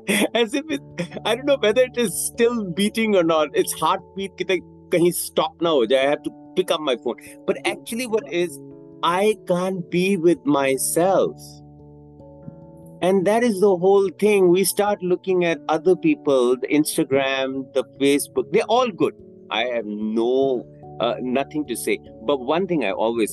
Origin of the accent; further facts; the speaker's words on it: Bangkok, Thailand; I'm from Bangkok. Thailand? Yeah, I'm from Thailand.